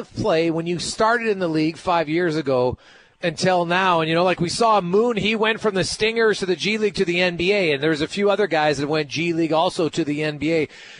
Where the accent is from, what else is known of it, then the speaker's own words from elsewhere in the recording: Ontario, Canada; growing up in Ontario, we've really seen a massive boon in the talent level of Canadians playing basketball.